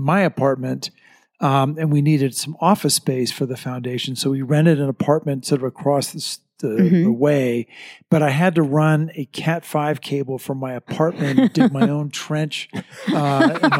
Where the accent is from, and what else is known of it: Washington, District of Columbia, United States; born or raised there; moved away as an adult; also born or lived in Medford, Oregon / Los Angeles / Plymouth, Massachusetts; now in Mammoth Lakes, United States